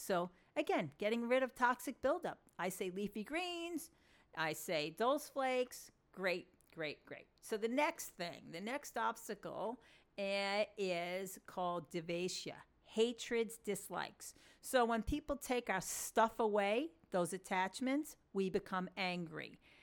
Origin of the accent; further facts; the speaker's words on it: Long Island, New York, United States; accent: New York Long Island Jewish; my New York, um, Long Island Jewish accent